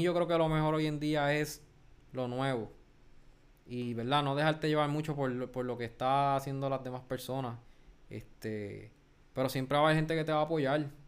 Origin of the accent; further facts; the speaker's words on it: Guayama, Puerto Rico; de Guayama